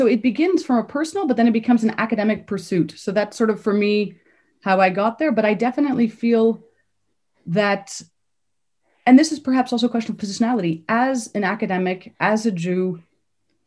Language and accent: English; Canada; moved away as an adult; I grew up in Canada. I have Polish parents who were Polish Jewish refugees.